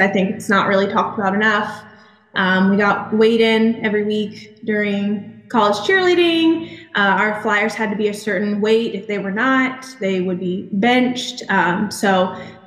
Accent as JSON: {"language": "English", "town": "Charlotte", "region": "North Carolina", "country": "United States", "also_born_or_lived": "Fayetteville, North Carolina / Pensacola, Florida", "moved": "as an adult", "lives_now": "Milton, United States", "said": "I'm from Charlotte, North Carolina"}